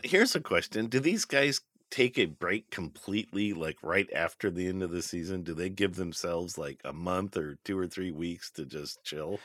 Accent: United States; we're American

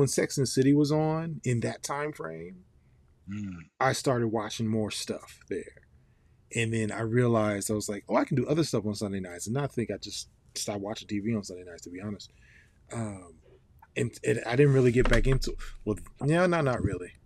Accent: Ohio, United States; moved away; we grew up in Ohio

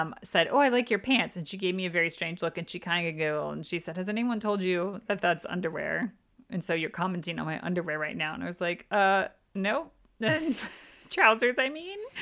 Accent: Midwest, United States; moved away as an adult; now in United Kingdom; we're from the Midwest

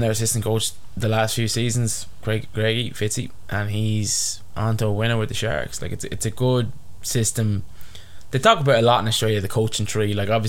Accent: Ireland; as an Irishman, as an overweight ginger Irishman.

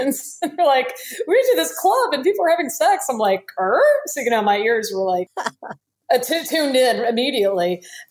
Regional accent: Miami, Florida, United States; moved away; I'm originally from Miami

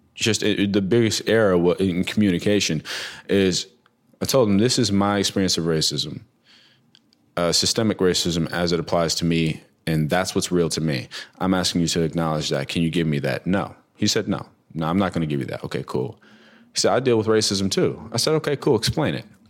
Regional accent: New Jersey, United States; also born or lived in New York; I grew up between Jersey and New York as a kid, um, bounced all around Jersey, like Trenton, Clinton, Hackensack

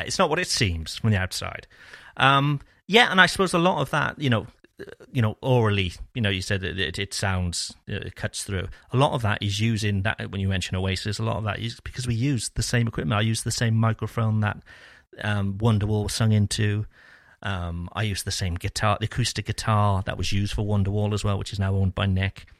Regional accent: Cardiff, Wales, United Kingdom; moved away as an adult; now in France; growing up in Cardiff

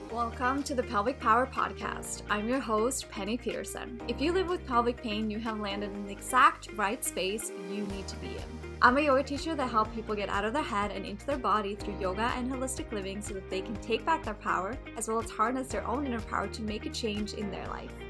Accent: Sweden; moved away as an adult; So, I was living in Sweden. I was born in Sweden, so I was in Sweden at this time.

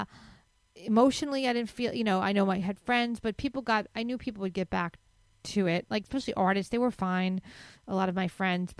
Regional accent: New York City, New York, United States; as a New Yorker

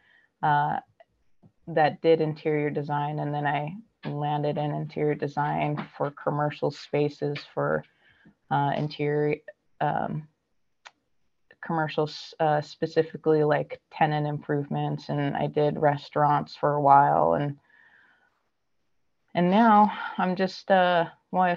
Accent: Southern California, United States; born and raised in Southern California

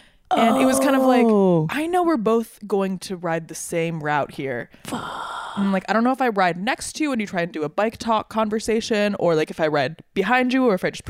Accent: St. Paul, Minnesota, United States; now in Brooklyn, United States; I'm from Minnesota, the Twin Cities, St. Paul specifically.

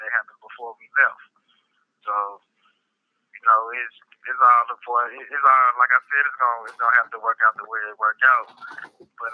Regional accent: St. Louis, Missouri, United States; Out of St. Louis, Missouri

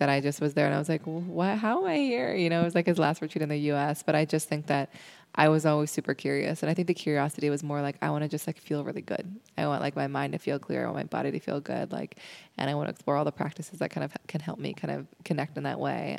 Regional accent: Seattle, Washington, United States; I grew up in Seattle

